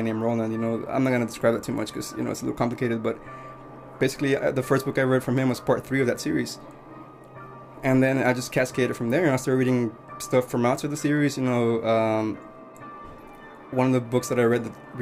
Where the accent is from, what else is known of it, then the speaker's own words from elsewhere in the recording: Mexico; now in United States; I grew up in Mexico